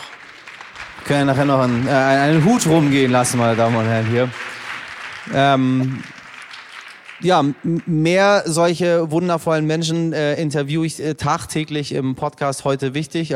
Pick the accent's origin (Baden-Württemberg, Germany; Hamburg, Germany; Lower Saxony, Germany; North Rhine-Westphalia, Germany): Hamburg, Germany; also born or lived in Iran; wir kommen aus Hamburg und wir Hamburger sind alle sehr arrogant mit unserer Stadt